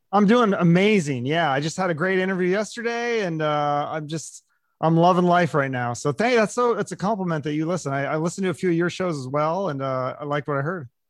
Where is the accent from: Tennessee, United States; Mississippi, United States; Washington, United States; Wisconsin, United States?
Washington, United States; Seattle; I was growing up in Seattle